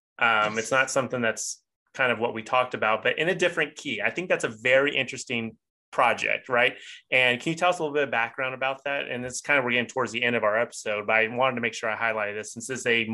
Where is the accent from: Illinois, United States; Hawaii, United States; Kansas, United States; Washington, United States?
Hawaii, United States; It is embarrassing to say that as a Hawaiian, but deep water is very scary for me.